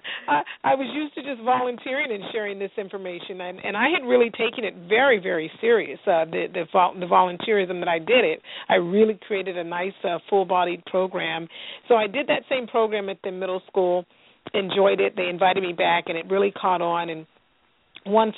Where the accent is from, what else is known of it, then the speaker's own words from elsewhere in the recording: Southern California, United States; My family immigrated here from Central America, from Panama, and I grew up in Southern California